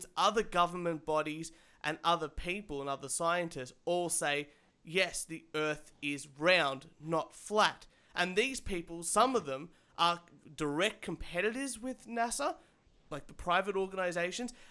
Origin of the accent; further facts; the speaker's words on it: Australia; I'm Australian